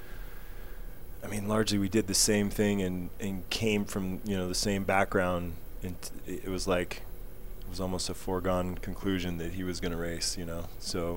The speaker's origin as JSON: {"language": "English", "region": "Northwest", "country": "United States", "said": "I came from the Northwest"}